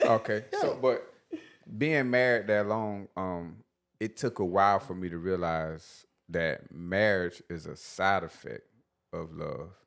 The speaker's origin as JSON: {"language": "English", "town": "Batesburg", "region": "South Carolina", "country": "United States", "said": "I was the guy from Batesburg"}